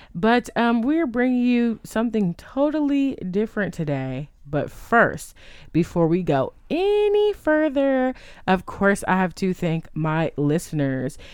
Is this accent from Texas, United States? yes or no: yes; Texas, United States; we are from Texas